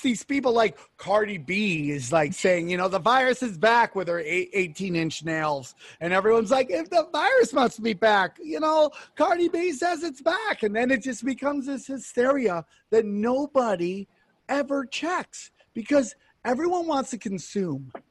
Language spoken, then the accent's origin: English; United States; I love my fellow Americans. I love being American